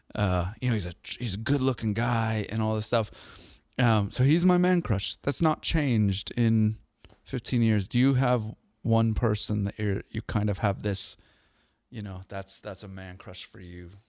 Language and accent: English; outside of Seattle, Washington, United States; I grew up outside of Seattle